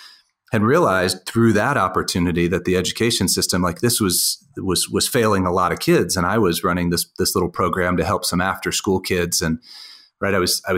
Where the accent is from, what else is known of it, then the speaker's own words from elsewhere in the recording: Reston, Virginia, United States; now in Denver, United States; I grew up just outside of Washington, D.C. in Reston, Virginia. Used to be a sleepy little place